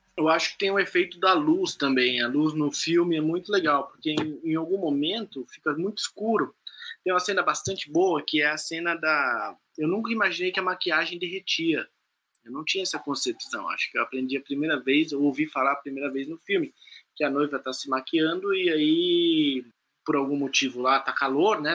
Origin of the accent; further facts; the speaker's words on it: São Paulo, Brazil; ela falou que mora no Campo Limpo, que é onde eu cresci